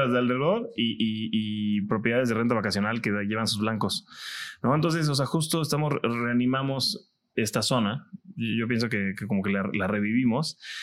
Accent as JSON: {"language": "Spanish", "town": "Cancún", "region": "Quintana Roo", "country": "Mexico", "tie": "born or raised there", "said": "yo soy de Cancún de toda la vida"}